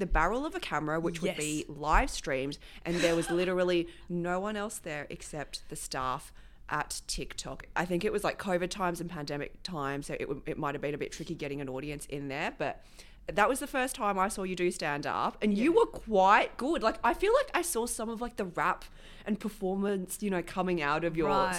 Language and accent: English; Philippines; you're like, okay, I'm Filipino. I sing songs. We're known for our karaoke.